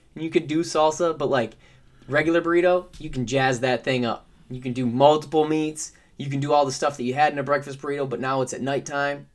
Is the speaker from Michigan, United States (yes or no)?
yes; Michigan, United States; Because I'm from Michigan